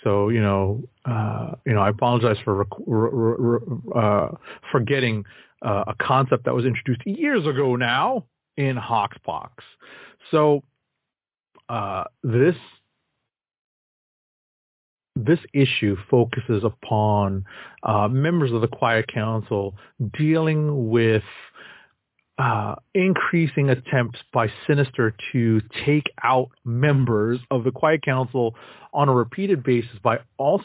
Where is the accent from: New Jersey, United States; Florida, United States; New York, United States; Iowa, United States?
New York, United States; As a New Yorker